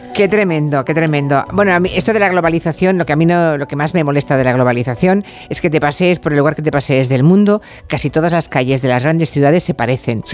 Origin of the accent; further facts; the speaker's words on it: Monforte, Spain; mi pueblo, en Monforte